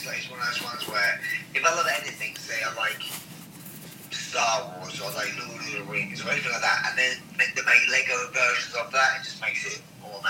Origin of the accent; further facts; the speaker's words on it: England, United Kingdom; In England, my sports growing up was cricket and football.